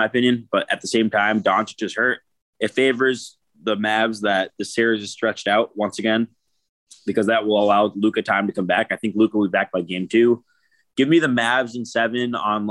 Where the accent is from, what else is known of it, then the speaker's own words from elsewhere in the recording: Boston, Massachusetts, United States; I'm a Bostonian